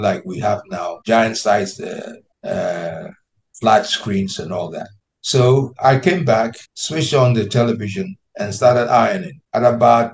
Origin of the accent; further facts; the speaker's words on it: Ghana; moved away as an adult; also born or lived in London; As a Ghanaian in London, my idea was to go and broaden my horizon, learn to improve my style of broadcasting, and come back to Ghana